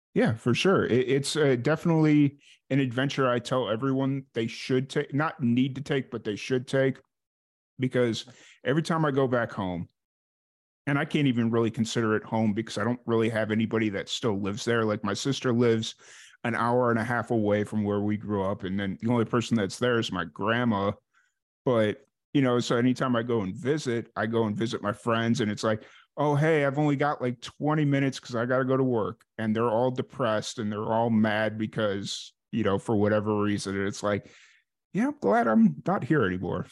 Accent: Chicago, Illinois, United States; moved away as an adult; I'm originally from Chicago, so I, I know what it's like to grow up in and around a major city

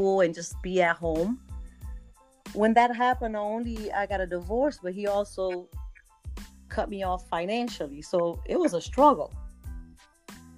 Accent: Cape Verde; English is a second language; moved away as an adult; I am originally from Cape Verde Islands on the west coast of Africa, but I've moved here a while ago, since I was 21, 22 years old.

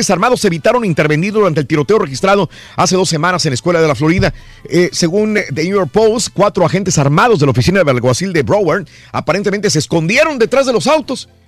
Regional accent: Matamoros, Tamaulipas, Mexico; moved away; también tembló en Matamoros, Tamaulipas. Fíjate. En mi tierra.

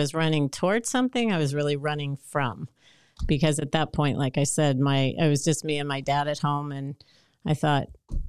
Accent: Boston, Massachusetts, United States; I grew up in Boston, and high school at that point was 4 years, not three.

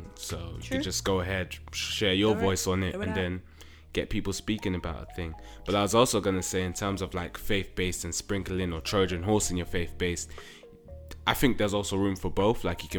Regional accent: United States; I'm an American.

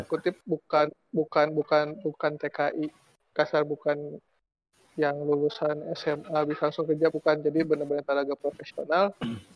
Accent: Indonesia; also born or lived in Japan; kita, orang Indo

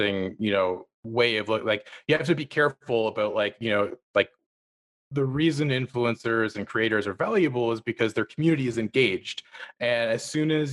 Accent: near Ottawa, Ontario, Canada; my hometown near Ottawa

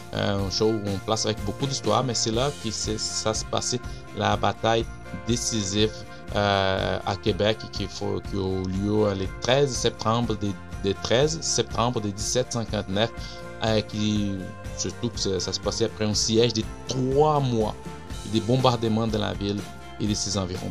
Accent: Brazil; French is a second language; now in Montreal, Canada; je viens du Brésil

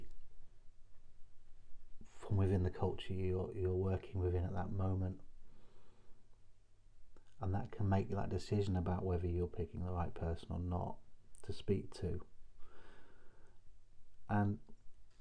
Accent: Chester, North West England, United Kingdom; now in Hull, United Kingdom; I grew up in Chester, and most of my friends were Liverpool fans

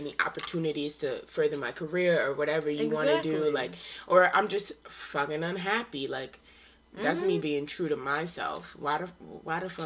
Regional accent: New York, United States; I'm from New York

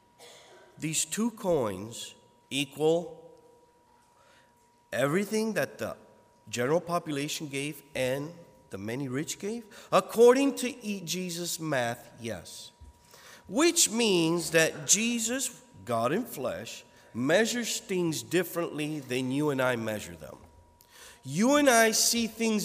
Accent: United States; me as an American

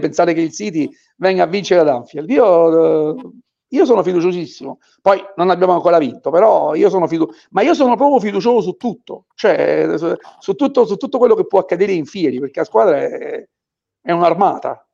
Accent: Naples, Campania, Italy; io sono napoletano

